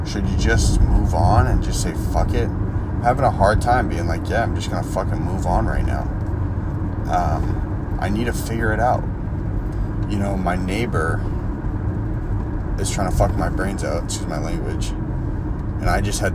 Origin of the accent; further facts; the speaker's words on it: Boston, Massachusetts, United States; moved away; a group of people from my hometown